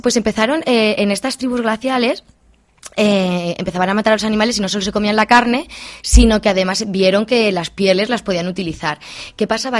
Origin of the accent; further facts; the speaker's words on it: Albacete province, Castilla-La Mancha, Spain; cómo que al secarral de mi pueblo